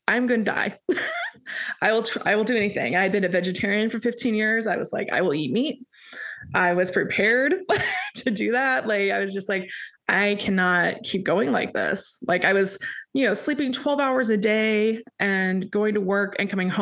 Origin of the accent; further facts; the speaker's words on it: Indiana, United States; moved away as an adult; also born or lived in New York City, United States; now in Atlanta, United States; originally hail from the harvest land state of Indiana.